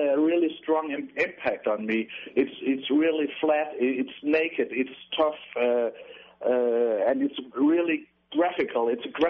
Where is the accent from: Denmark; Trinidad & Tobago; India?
Denmark; Jutland; Yeah, Jutland.